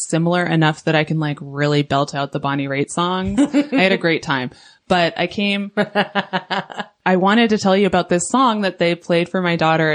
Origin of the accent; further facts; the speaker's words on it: Canada; We're Canadian.